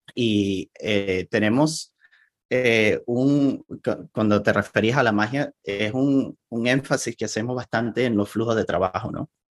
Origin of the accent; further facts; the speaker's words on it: Venezuela; first language Spanish; now in Portland, United States; nací en, en Venezuela. Ahí fue donde pasé la mayor parte de mi vida.